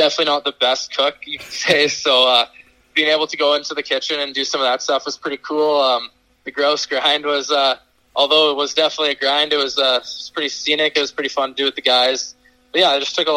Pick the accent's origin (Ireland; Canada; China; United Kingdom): Canada; Regina, Saskatchewan; I was actually in my hometown of Regina